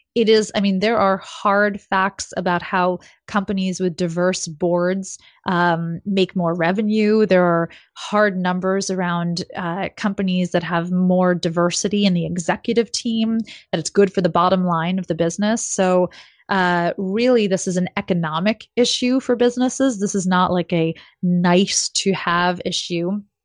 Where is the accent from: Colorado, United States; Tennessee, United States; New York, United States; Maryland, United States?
New York, United States; New York City; also born or lived in Silicon Valley; I grew up in New York City